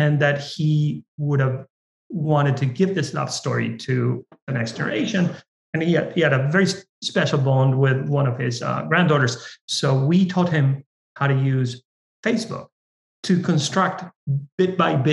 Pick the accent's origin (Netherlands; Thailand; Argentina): Argentina; now in United States; I come from Argentina, I'm Latino